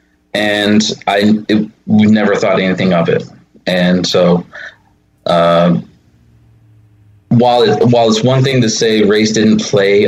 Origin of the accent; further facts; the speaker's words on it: Texas, United States; moved away; also born or lived in Oklahoma / Dallas; I was born in Oklahoma, moved to Texas, spent my formative years there in the Deep South